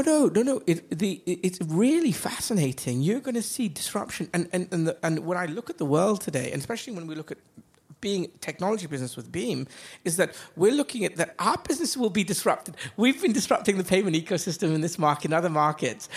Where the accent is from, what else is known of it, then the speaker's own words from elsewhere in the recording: Dubai, United Arab Emirates; also born or lived in England / United States / Asia; I grew up in Dubai. Uh, my family has been here now 40 years, 42 years. So I went to school here.